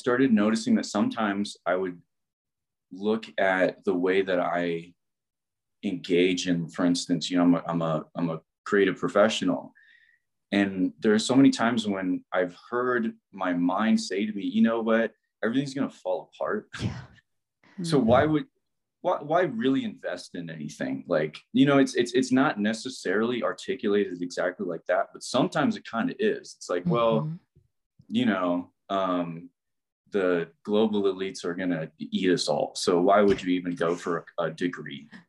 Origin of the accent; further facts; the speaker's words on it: Midwest, United States; I'm from the Midwest.